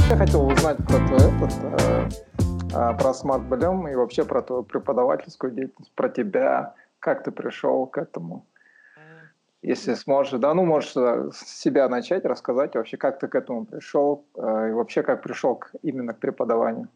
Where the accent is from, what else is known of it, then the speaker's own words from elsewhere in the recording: Aksay, West Kazakhstan Region, Kazakhstan; moved away as an adult; also born or lived in Aktau, Kazakhstan / Almaty, Kazakhstan; я родился в Ахтау, получается, но э, вырос в Уральске, в Ахсае городке. Там вырос, там школу окончил